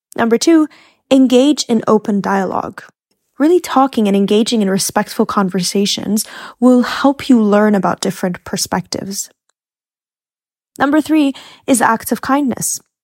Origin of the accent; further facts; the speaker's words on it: Egypt; I had a lot of Muslim colleagues because I grew up in Egypt